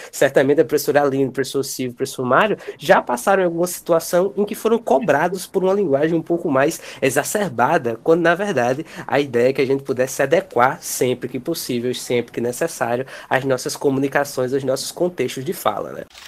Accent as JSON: {"language": "Portuguese", "country": "Brazil", "said": "nós enquanto brasileiros"}